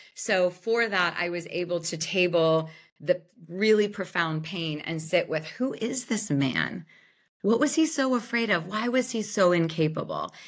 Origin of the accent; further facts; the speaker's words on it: Youngstown, Ohio, United States; Youngstown, Ohio.